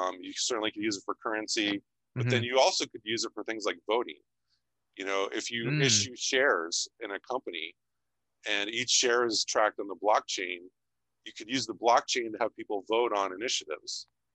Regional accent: Ohio, United States; I grew up in Ohio

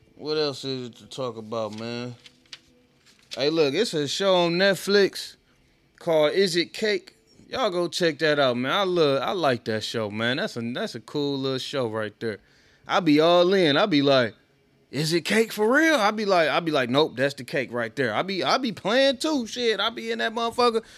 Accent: Oak Park, Michigan, United States; also born or lived in Detroit; I grew up in Oak Park

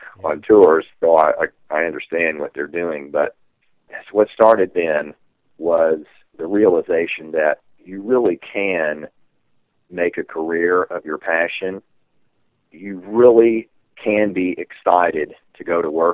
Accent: Texas, United States; growing up in Texas

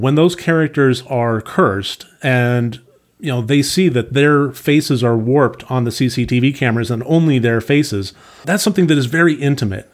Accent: San Diego, California, United States; I grew up in San Diego

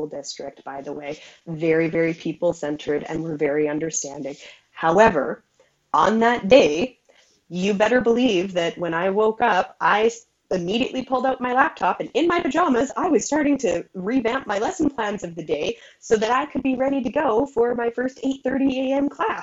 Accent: Alberta, Canada; I'm from Alberta, Canada

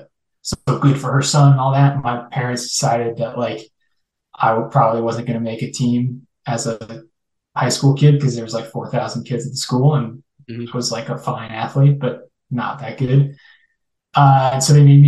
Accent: Naperville, Illinois, United States; moved away as an adult; I grew up mostly in Naperville, Illinois

